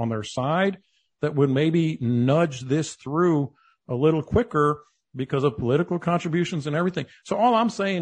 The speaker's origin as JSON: {"language": "English", "town": "San Antonio", "region": "Texas", "country": "United States", "tie": "born or raised there", "said": "I grew up in San Antonio, so I used to go to Port Aransas and Corpus"}